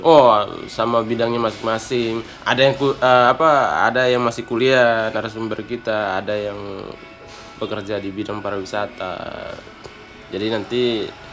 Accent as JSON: {"language": "Indonesian", "area": "Kupang area, eastern Indonesia", "region": "East Nusa Tenggara", "country": "Indonesia", "said": "Saya orang timur, uh, tepatnya di Kupang sih."}